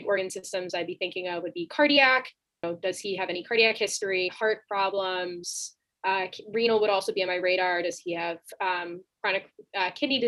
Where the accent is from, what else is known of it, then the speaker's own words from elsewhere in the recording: Chicago, Illinois, United States; I'm from the Chicagoland area